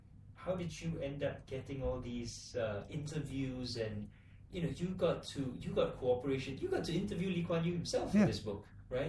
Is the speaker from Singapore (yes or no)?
yes; Singapore; historically we're part of Johor, we're part of Malaya, and suddenly we're on our own.